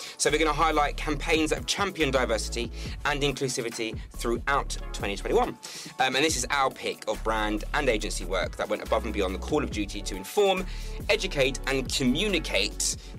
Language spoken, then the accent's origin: English; Carlisle, North West England, United Kingdom; born there; I was born in Carlisle. I was raised in the Navy, right?